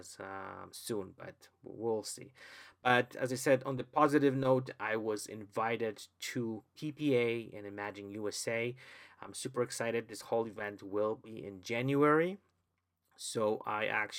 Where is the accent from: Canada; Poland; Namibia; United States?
Poland; English is a second language; moved away; English is not my, I would say, my original language. I was born in Poland. I've never went to any English schools